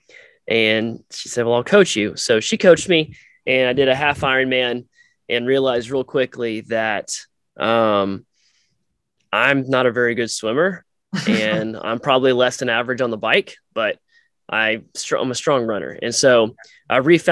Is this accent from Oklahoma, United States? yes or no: yes; Tulsa, Oklahoma, United States; I grew up in Tulsa